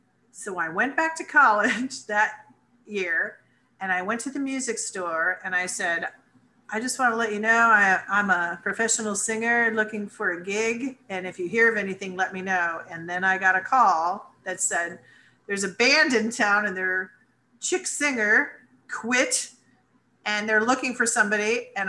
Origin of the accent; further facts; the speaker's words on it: New Rochelle, New York, United States; born there; I was born in New Rochelle, New York.